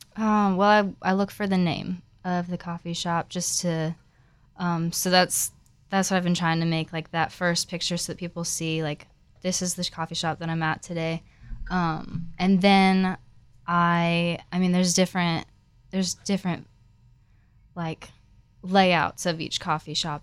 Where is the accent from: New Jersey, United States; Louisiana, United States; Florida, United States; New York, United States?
Florida, United States; moved away as an adult; now in Nashville, United States; I'm not actually from Nashville. I'm originally from Florida, and I came here for college